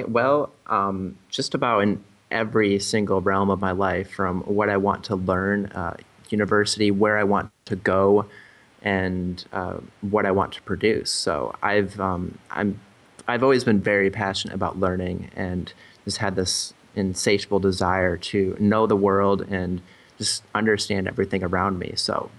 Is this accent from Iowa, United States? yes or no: yes; Iowa, United States; I grew up actually in Iowa, small town Iowa, and always kind of wanted to get out, see the world, and go to different places